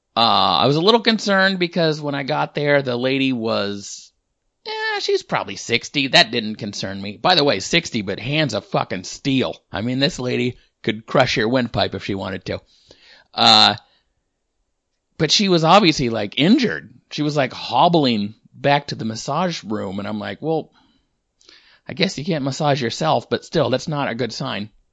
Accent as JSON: {"language": "English", "region": "Washington", "country": "United States", "tie": "born or raised there", "said": "I'm from Washington State my whole life"}